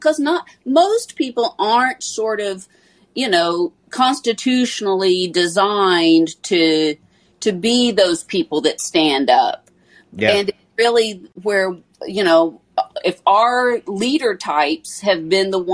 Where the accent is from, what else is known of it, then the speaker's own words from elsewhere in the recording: Tennessee, United States; I'm from Tennessee